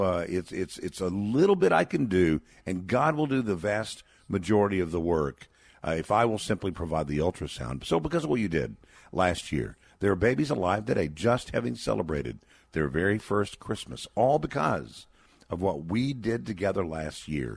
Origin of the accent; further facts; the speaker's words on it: Texas, United States; my home state of Texas.